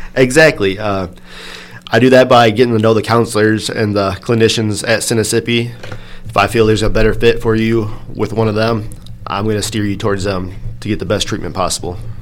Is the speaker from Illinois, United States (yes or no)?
yes; Dixon, Illinois, United States; I'm local from the area, born and raised in Dixon